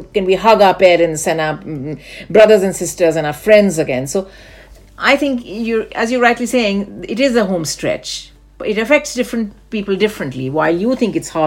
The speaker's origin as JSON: {"language": "English", "country": "India", "tie": "born or raised there", "said": "Growing up in India"}